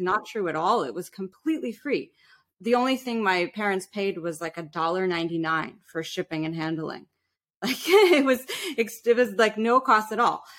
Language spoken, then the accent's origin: English; New York City, New York, United States; we were definitely middle class growing up in New York City. We had this beautiful little island that we lived on called Roosevelt Island